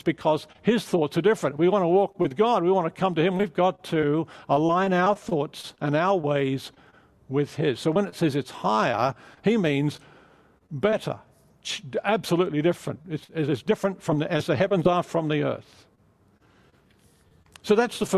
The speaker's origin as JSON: {"language": "English", "country": "Australia", "also_born_or_lived": "England / London", "moved": "as an adult", "lives_now": "California, United States", "said": "I'm Australian"}